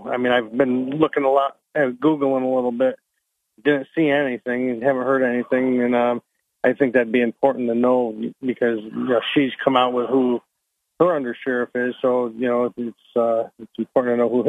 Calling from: Vestal, New York, United States; Hey, Bob. … from Vestal.

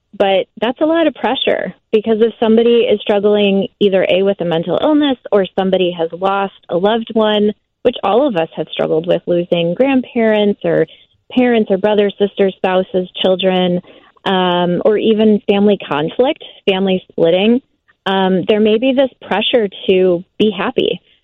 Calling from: McHenry, Illinois, United States; I'm actually calling from McHenry, Illinois.

